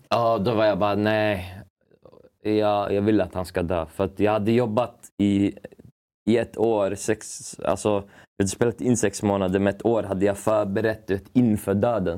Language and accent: Swedish; Uppsala, Uppsala County, Sweden; also born or lived in Stockholm; jag är uppväxt i, i Gränby i Uppsala